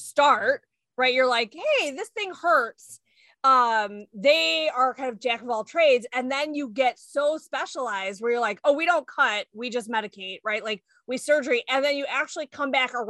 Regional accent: Orland Park, Illinois, United States; I grew up in Orland

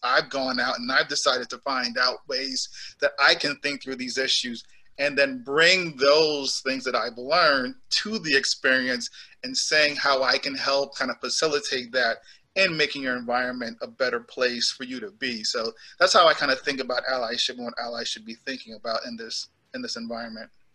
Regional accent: New York City, New York, United States; also born or lived in Jamaica / Boston; I am from Jamaica, so like I am the immigrant, and I came here when I was eight years old. I grew up in New York City

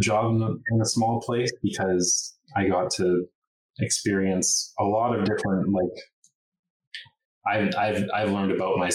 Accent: Logan Lake, British Columbia, Canada; also born or lived in Kamloops; now in Nelson, Canada; I also grew up in a very small town. So I come from Logan Lake, so town of 2,000.

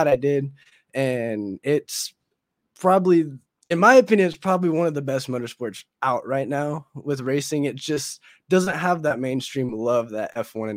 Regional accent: Anderson, Indiana, United States; I come from Anderson, Indiana, and hence the name Indie Boys. We're all from Indiana.

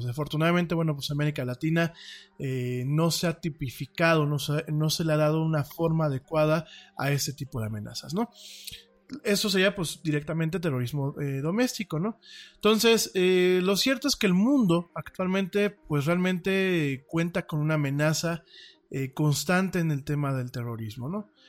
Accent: Mexico; como ciudadano de, este país

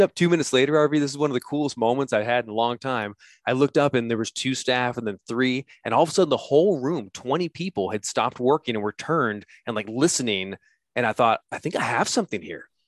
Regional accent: United States; I'm an American who's dead broke

